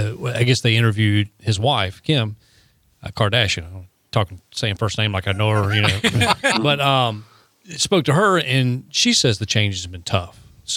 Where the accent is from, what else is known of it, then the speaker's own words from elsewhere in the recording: Anderson, South Carolina, United States; I come from my hometown of Anderson, South Carolina.